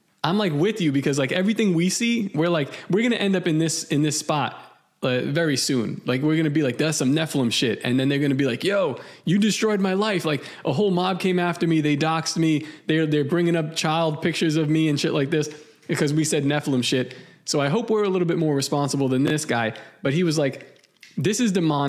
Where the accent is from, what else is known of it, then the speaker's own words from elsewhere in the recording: Puerto Rico; I'm from Puerto Rico.